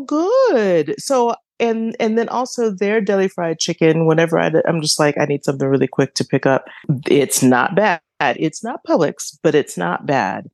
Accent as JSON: {"language": "English", "region": "Georgia", "country": "United States", "said": "I'm from Georgia"}